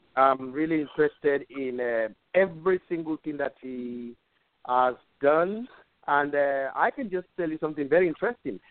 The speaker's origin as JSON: {"language": "English", "country": "Sierra Leone", "moved": "as an adult", "lives_now": "United States", "said": "I'm from Sierra Leone."}